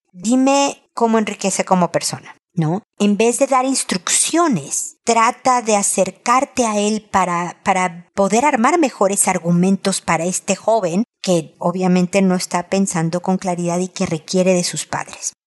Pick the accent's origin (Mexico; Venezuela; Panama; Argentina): Mexico; moved away as an adult; now in Chile; Yo vengo de México